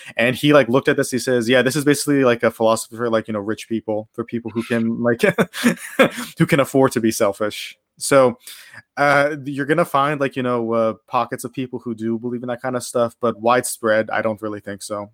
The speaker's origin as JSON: {"language": "English", "town": "Pittsburgh", "region": "Pennsylvania", "country": "United States", "tie": "born or raised there", "moved": "as an adult", "lives_now": "Japan", "said": "I'm from Pittsburgh, Pennsylvania. I lived there my, my whole life before coming here about, uh, three years ago"}